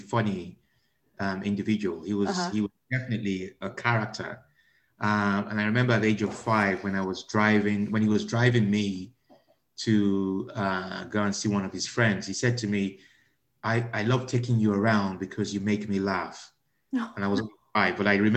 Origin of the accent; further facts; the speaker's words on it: Nigeria; moved away; I was raised in Nigeria